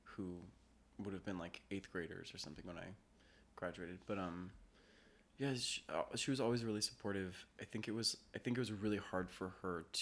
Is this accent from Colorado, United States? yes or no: yes; Denver, Colorado, United States; also born or lived in Los Angeles, California; now in New York City, United States; I grew up in Denver